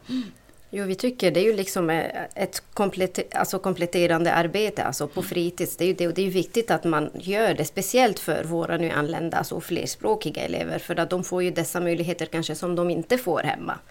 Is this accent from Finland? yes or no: no; Lebanon; Swedish is a second language; moved away as an adult; now in Sweden; jag flyttade från Libanon till Sverige för är det 18 år tillbaka. Snart har jag bott i Sverige mer än jag har bott i mitt hemland